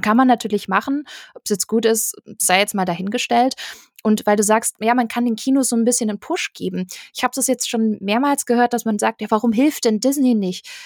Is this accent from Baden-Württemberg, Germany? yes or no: yes; Stuttgart area, Baden-Württemberg, Germany; Ich komme aus der Ecke Stuttgart